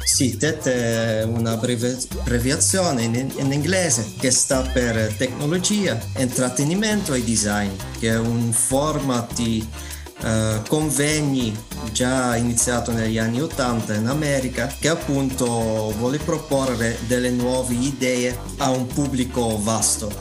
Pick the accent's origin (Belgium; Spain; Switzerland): Belgium; Italian is a second language; moved away as an adult; now in Messina, Italy; sono belga